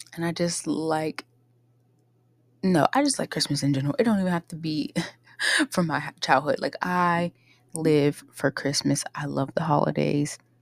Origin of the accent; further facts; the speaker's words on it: Pittsburgh, Pennsylvania, United States; now in Ohio, United States; I grew up in Pittsburgh, Pennsylvania